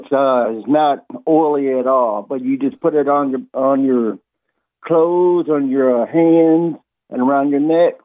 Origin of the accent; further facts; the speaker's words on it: Missouri, United States; moved away; I'm from Missouri.